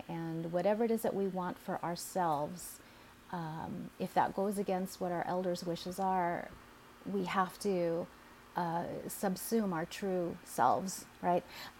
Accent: Philippines; Okay, yeah, I'm Filipina. Yeah, I'm angry.

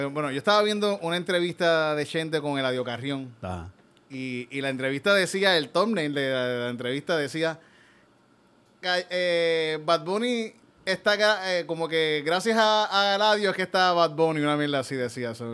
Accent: Yauco, Puerto Rico; yo cuando era niño, fui un, en Yauco

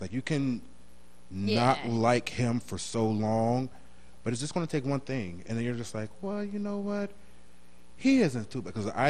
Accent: New Jersey, United States

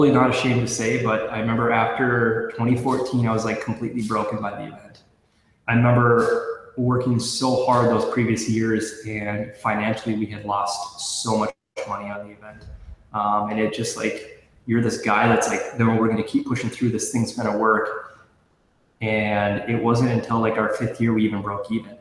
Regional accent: St. Cloud, Minnesota, United States; I'm from St. Cloud. I'm born and raised, love the city.

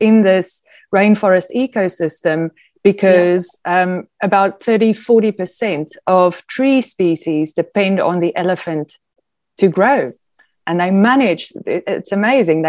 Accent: South Africa; moved away; I'm South African

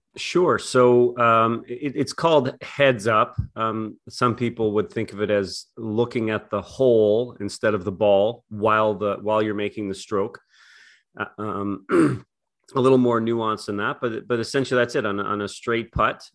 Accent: Canada; I'm from Canada

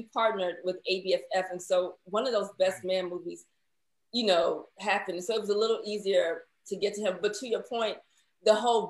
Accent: Chicago, Illinois, United States; we're from Chicago

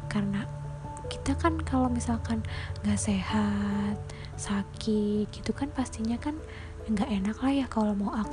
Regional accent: Purbalingga, Central Java, Indonesia; accent: ngapak; dari Republik ngapak aku sih Purbalingga lebih tepatnya ya kota kecil yang uh, aku sangat merindukannya

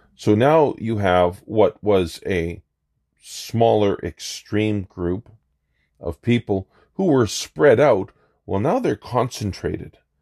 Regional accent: Canada; as a Canadian

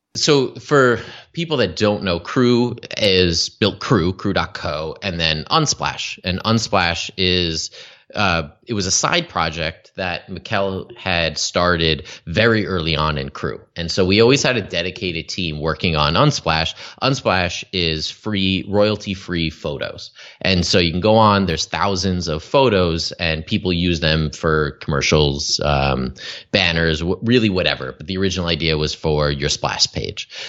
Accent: Albany, New York, United States; moved away as an adult; also born or lived in Los Angeles / San Diego / Las Vegas; now in Canada; I grew up in Albany, New York

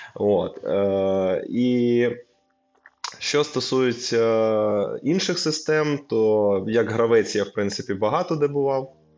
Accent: Lviv, Lviv Oblast, Ukraine; я зі Львова

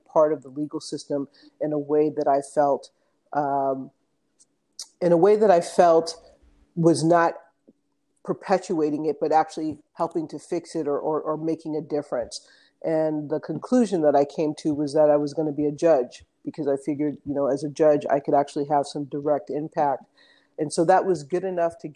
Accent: Los Angeles, California, United States; moved away as an adult; also born or lived in Hawaii; now in Oakland, United States; I grew up in the West Hollywood area of Los Angeles, went to undergrad there

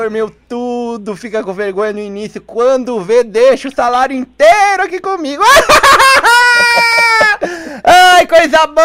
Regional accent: São Paulo, Brazil; now in Curitiba, Brazil; Eu, eu sou de São Paulo, mas agora eu tô aqui em Curitiba.

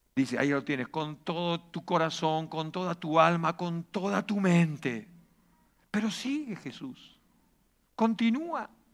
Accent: Argentina; also born or lived in Reus, Catalonia; now in Spain; en Argentina vivimos de crisis en crisis

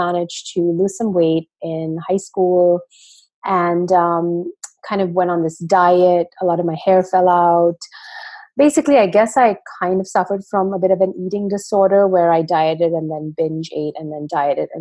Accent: Pune, Maharashtra, India; I grew up in India in a town called Pune.

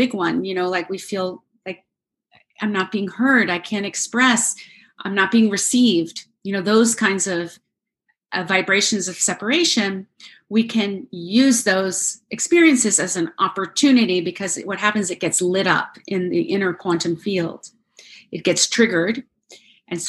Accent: United States; I grew up in the United States

